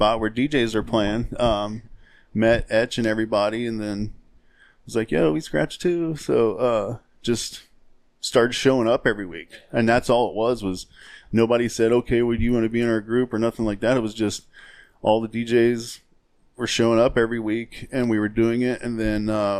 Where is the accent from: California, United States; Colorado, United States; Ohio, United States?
Ohio, United States; I grew up in Pickwell, Ohio